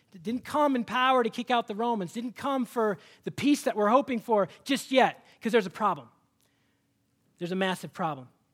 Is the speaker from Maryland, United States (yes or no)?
no; Seattle, Washington, United States; moved away; I'm from Seattle